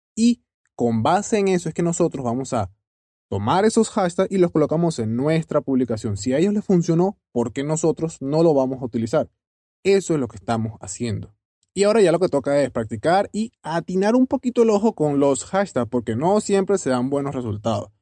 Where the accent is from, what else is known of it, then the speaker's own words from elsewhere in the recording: Venezuela; yo soy venezolano también